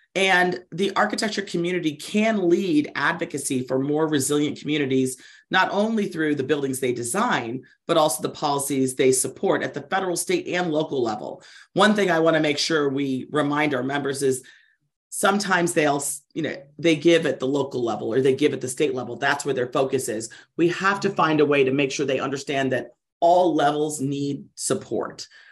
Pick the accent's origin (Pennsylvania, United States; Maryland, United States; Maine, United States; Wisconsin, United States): Maryland, United States; I'm from Maryland